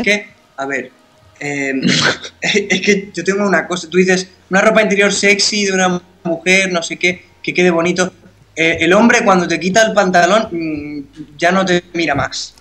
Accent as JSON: {"language": "Spanish", "country": "Spain", "said": "todos los españoles sabemos bailar flamenco"}